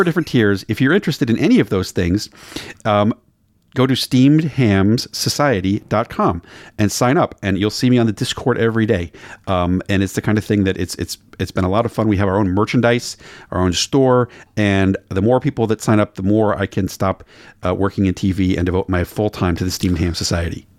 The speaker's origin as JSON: {"language": "English", "region": "Maryland", "country": "United States", "moved": "yes", "lives_now": "Portland, Oregon, United States", "said": "I'm from Maryland."}